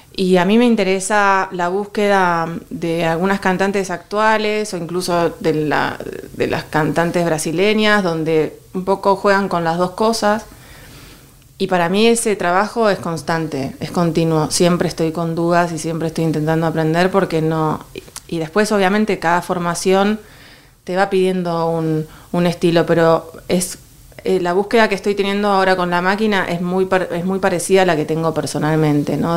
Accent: Buenos Aires, Argentina; moved away as an adult; now in Madrid, Spain; siendo de Buenos Aires

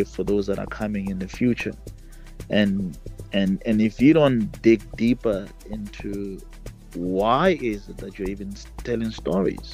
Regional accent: Mabopane, Gauteng, South Africa; also born or lived in Pretoria; I am from Mabopane, and my grandfather is from Winterfeld. We reside in 2039 Block A, Mabopane.

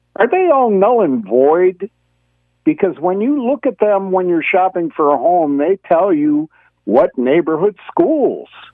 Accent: Detroit, Michigan, United States; moved away; I grew up in Detroit, and because of desegregation, I went to seven different schools, K through twelve

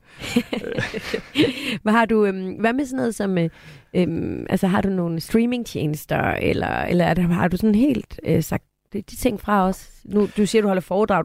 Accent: Aarhus, Central Denmark Region, Denmark; moved away as an adult; now in Copenhagen, Denmark; jeg er fra Aarhus og elsker at komme hjem til Aarhus

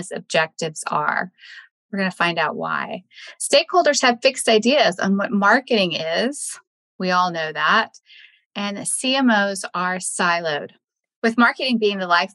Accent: Texas, United States; moved away; Texas is my home state

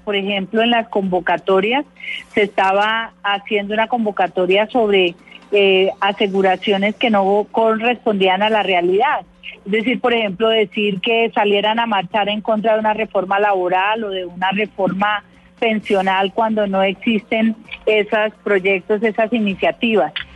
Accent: Colombia; todos somos colombianos

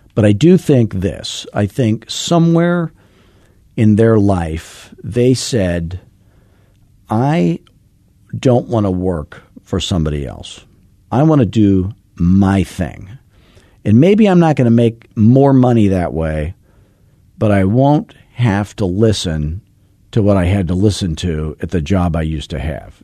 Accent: Arizona, United States; I'm from Arizona

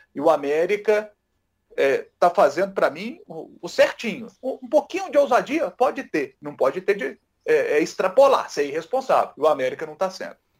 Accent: Matozinhos, Minas Gerais, Brazil; um amigo meu lá de Matozinhos, a minha terra natal

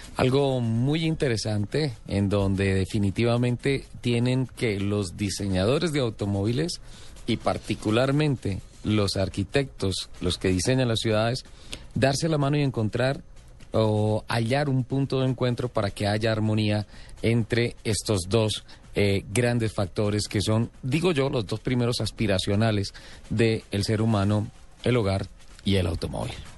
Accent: San Gil, Santander, Colombia; yo nací en San Gil

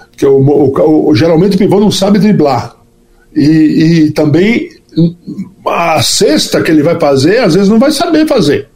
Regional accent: Natal, Rio Grande do Norte, Brazil; nasci em Natal

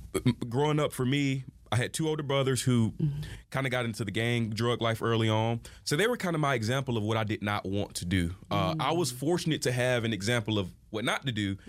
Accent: Albany, Georgia, United States; I grew up in Albany, Georgia

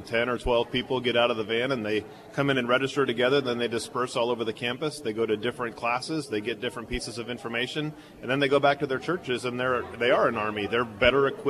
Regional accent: San Francisco Bay Area, California, United States; I grew up here in the Bay Area

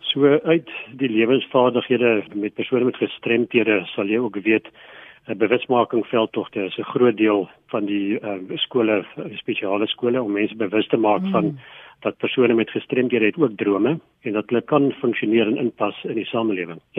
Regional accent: Nelspruit, Mpumalanga, South Africa; So ek kom aanvanklik van Nelspruit af, daar in Mpumalanga.

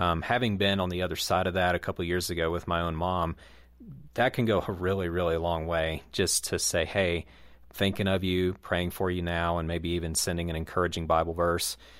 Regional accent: Southeast, United States; in the Southeast where I grew up

